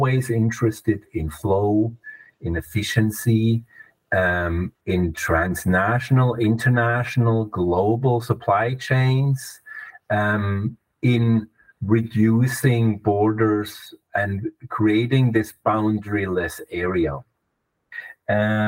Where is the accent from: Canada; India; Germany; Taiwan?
Germany; English is a second language; now in Switzerland; You might notice my accent. I'm German originally. I'm a West German